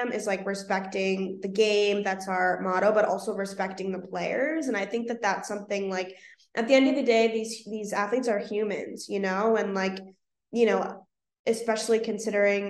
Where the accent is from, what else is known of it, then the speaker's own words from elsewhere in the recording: Boston, Massachusetts, United States; I'm from Boston, born and raised, I'm from Dorchester specifically